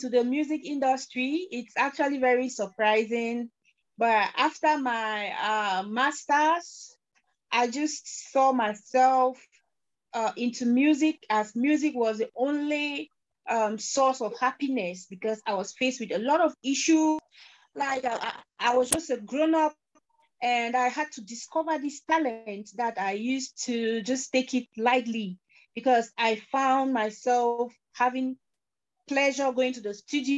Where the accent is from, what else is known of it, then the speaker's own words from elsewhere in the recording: Cameroon; I am an artist from Cameroon